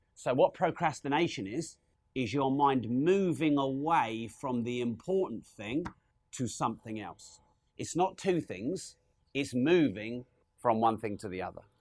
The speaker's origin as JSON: {"language": "English", "town": "Peterborough", "region": "East of England", "country": "United Kingdom", "said": "We're from Peterborough"}